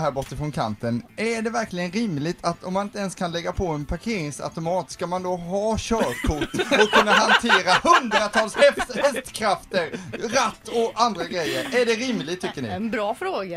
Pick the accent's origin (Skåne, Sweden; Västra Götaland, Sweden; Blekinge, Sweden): Västra Götaland, Sweden; Kungälv; jag är från Kungälv